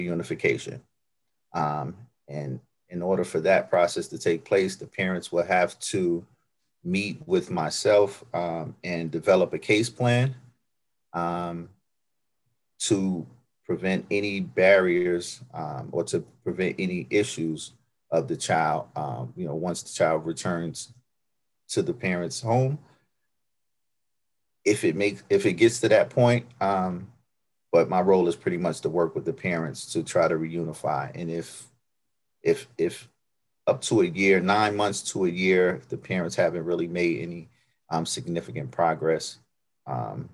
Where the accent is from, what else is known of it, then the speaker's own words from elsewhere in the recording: New York City, New York, United States; moved away; I grew up in New York, Brooklyn, New York